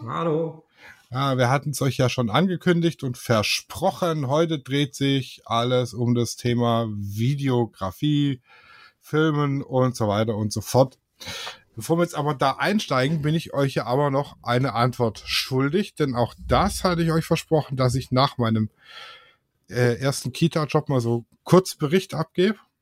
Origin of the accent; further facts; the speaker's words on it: Swabia, Germany; ich bin Schwabe